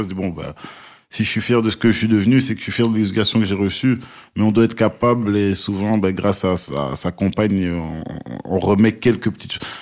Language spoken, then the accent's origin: French; DR Congo; tu sais, moi en tant que Congolais, euh, il y a un plat qui chez nous est, frit et, dont tout le monde raffole, c'est le pondou.